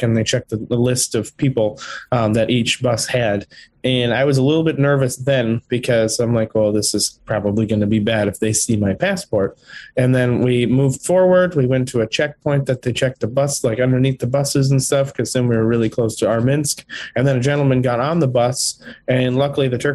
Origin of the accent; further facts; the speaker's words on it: United States; moved away as an adult; also born or lived in Ukraine; being an American